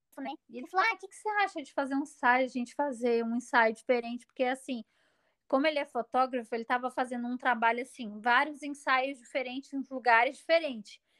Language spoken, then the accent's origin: Portuguese; Brazil